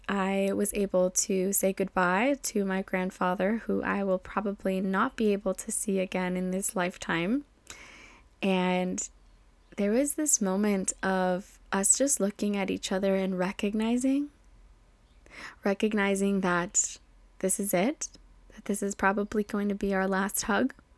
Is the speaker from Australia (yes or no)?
no; Mexico; moved away; coming back to my hometown in Mexico